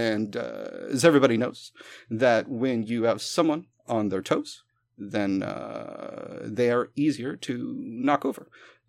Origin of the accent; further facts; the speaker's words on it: the South, United States; I'm from the South. We haven't had unions in...